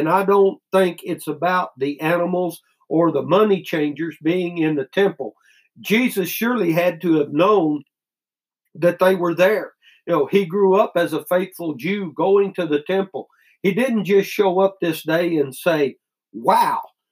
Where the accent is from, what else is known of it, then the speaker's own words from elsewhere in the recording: United States; As American Christians